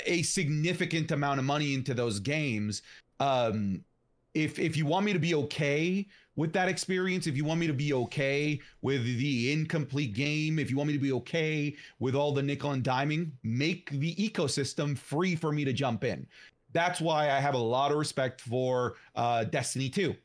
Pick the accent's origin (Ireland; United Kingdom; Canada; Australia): Canada; I'm a Canadian